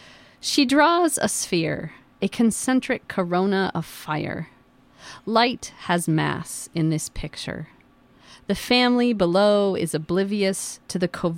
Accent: Yakima, Washington, United States; I grew up in Yakima

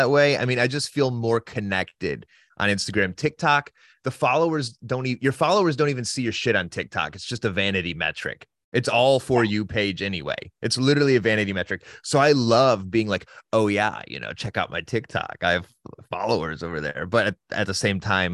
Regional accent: Northern Ohio, United States; now in Santa Barbara, United States; I grew up on the Great Lakes. So Northern Ohio

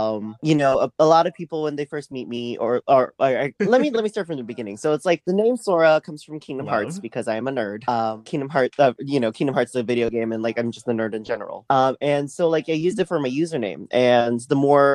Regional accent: New Orleans, Louisiana, United States; also born or lived in Taiwan; I was born in Taiwan, but I moved here to New Orleans when I was young, like 3, and I grew up here ever since

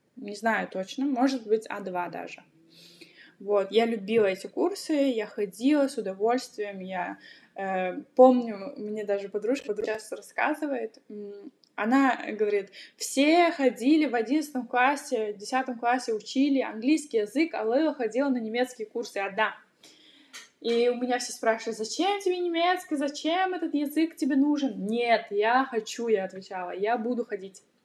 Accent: Aktobe, Aktobe Region, Kazakhstan; moved away as an adult; now in Germany; я из Казахстана, я из города Ктубе, из западного Казахстана

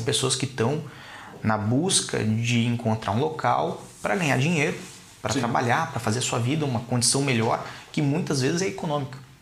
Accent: Curitiba, Paraná, Brazil; moved away; also born or lived in Balneário Camboriú; Eu sou de Curitiba, Curitiba. mas morava em Balneário Camboriú.

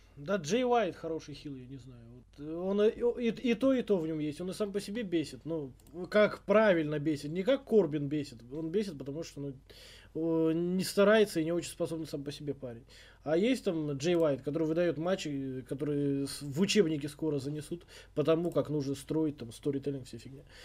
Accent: Tashkent, Uzbekistan; я из Ташкента, из спального района

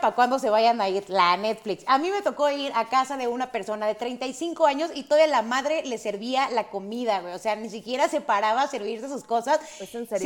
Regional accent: Mexico; nuestro país

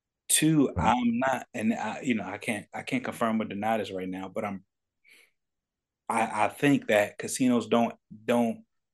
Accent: Paterson, New Jersey, United States; I grew up in Paterson, New Jersey. I got family, yeah, in North New Jersey.

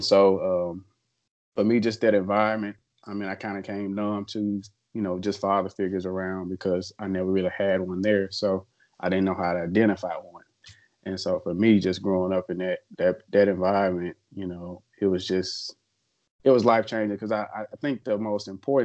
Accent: Memphis, Tennessee, United States; I grew up in Memphis my whole life.

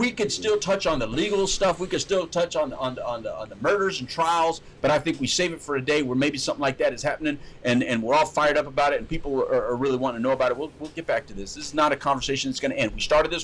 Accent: United States; we, as all Americans

